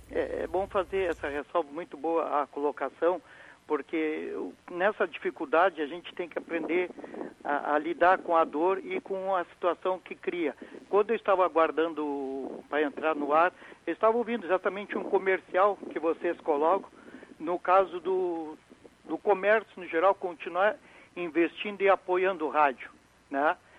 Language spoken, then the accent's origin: Portuguese; Rio Grande, Rio Grande do Sul, Brazil; como brasileiro e como Rio Grandino